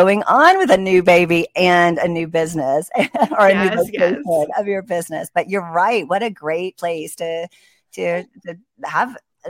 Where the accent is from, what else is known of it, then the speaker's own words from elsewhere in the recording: Dunwoody, Georgia, United States; I'm from Dunwoody and live in Dunwoody and love this community.